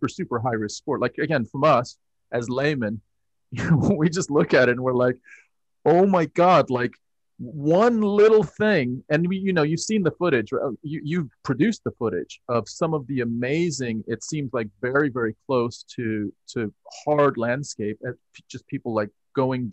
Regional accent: United States; I'm from America.

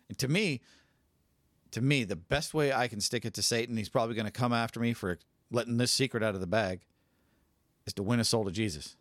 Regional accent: California, United States; now in Spokane, United States; I'm from California.

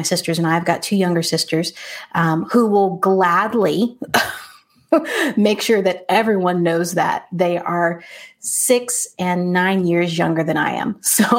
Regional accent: California, United States; born there; Yeah, so I was born in California. And traveled quite a bit. I was born to military parents

